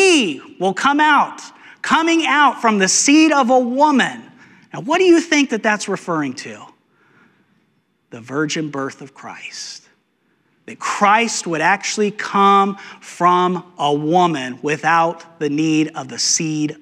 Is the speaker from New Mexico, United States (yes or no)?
yes; New Mexico, United States; Growing up in New Mexico, we had rattlesnakes, a lot of rattlesnakes